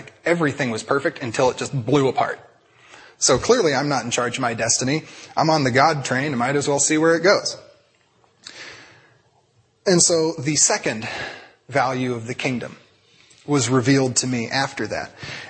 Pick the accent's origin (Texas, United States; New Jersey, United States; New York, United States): New Jersey, United States; Princeton; I'm going to move out and I'm going to be a street missionary because I'm from Princeton.